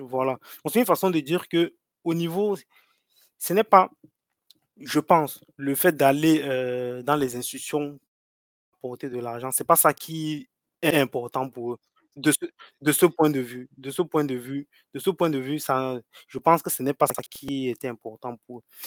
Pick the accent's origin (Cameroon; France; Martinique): Cameroon